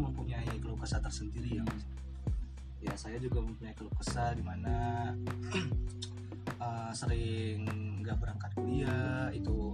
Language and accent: Indonesian; Medan, North Sumatra, Indonesia; moved away as an adult; now in Semarang, Indonesia; Saya asal Medan Sumatera Utara. Ya, mahasiswa semester 5 di UIN Wali Songo jurusan Komunikasi dan Pendidikan Islam.